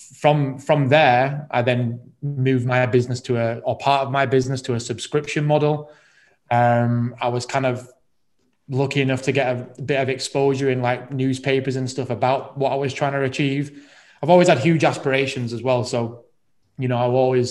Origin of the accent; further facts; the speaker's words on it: Rotherham, Yorkshire and the Humber, United Kingdom; moved away as an adult; now in Manchester, United Kingdom; I'm originally from Rotherham